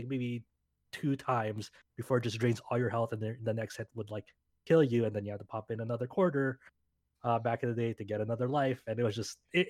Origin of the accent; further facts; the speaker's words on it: Southern California, United States; I'm from Southern California